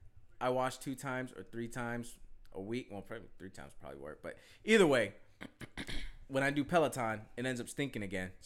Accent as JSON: {"language": "English", "town": "Orlando", "region": "Florida", "country": "United States", "tie": "born or raised there", "accent": "southern", "said": "born and raised in Orlando, baby."}